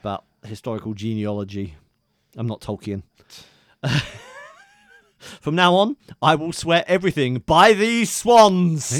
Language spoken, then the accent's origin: English; England, United Kingdom; accent: southern; all us actual English people